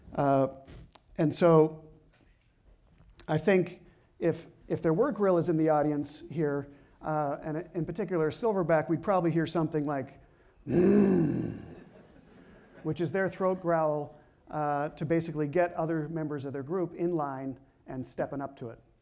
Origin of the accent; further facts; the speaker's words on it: Canada; I'm Canadian